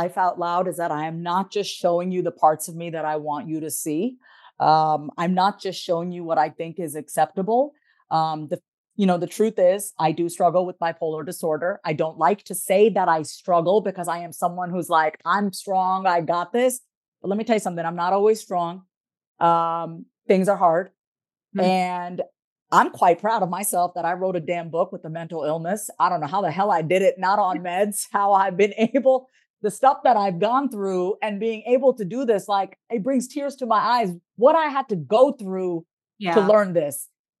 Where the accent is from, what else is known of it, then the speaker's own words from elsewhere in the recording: India; I mean, you know, being Indian, all we eat is rice. I have like this nice Indian rice belly